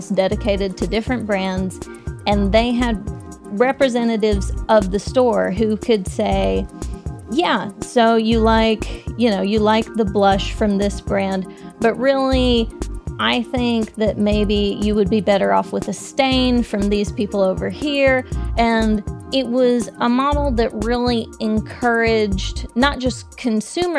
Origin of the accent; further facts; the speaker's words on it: Texas, United States; I'm from Texas